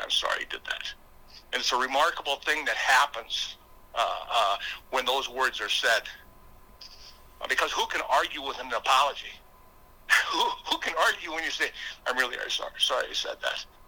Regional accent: Brookings, South Dakota, United States; I am from Brookings, South Dakota

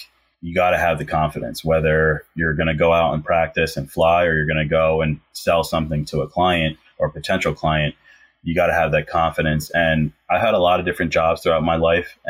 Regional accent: Philadelphia, Pennsylvania, United States; I'm from the Philly area

